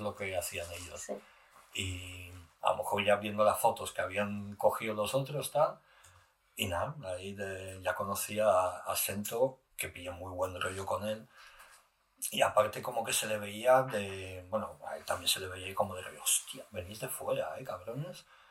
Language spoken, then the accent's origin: Spanish; Alicante, Valencian Community, Spain; moved away as an adult; also born or lived in Morocco / New York, United States; soy camin de Alicante